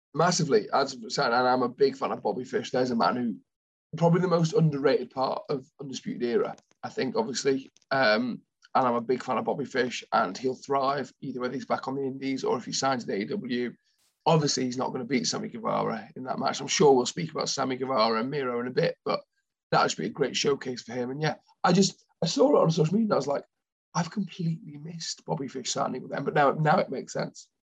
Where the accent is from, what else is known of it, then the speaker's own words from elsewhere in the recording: United Kingdom; we're British